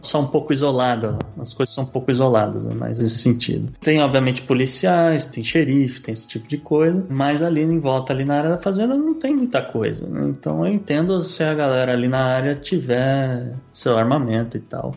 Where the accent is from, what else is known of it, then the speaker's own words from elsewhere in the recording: São Paulo, Brazil; moved away as an adult; also born or lived in Texas, United States; now in United States; Eu nasci em São Paulo